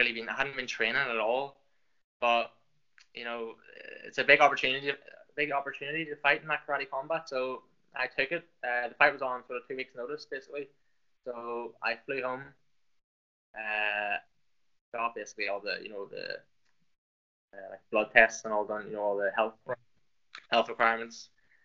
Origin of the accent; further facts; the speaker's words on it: Lisburn, Northern Ireland, United Kingdom; accent: Irish; I'm from Northern Ireland, up in sort of in Lisburn, just south of Belfast